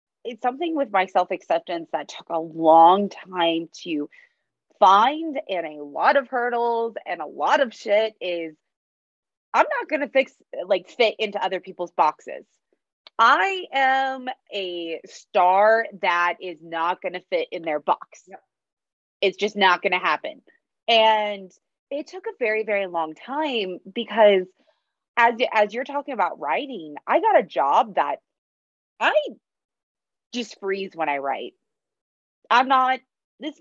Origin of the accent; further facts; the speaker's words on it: United States; first language English; I'm born in the States. You know, I've grown up here. English is my only language